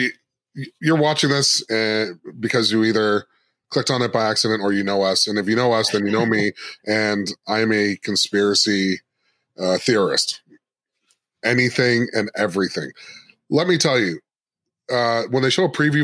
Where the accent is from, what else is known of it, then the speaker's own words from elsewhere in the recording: Jamaica; I'm Jamaican